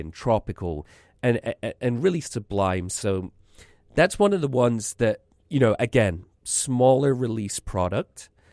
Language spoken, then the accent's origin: English; Scotland, United Kingdom; moved away